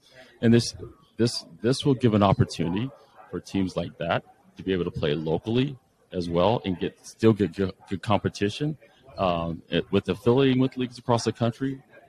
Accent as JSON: {"language": "English", "town": "Las Vegas", "region": "Nevada", "country": "United States", "tie": "born or raised there", "also_born_or_lived": "San Diego, United States", "moved": "as an adult", "lives_now": "Overland Park, United States", "said": "So I was in Vegas, grew up in Vegas, went to school at the University of San Diego, played soccer there."}